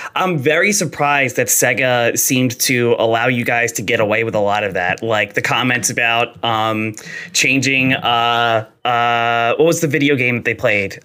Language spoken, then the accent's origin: English; New Jersey, United States; I am also from New Jersey. I am from South oh, Jersey.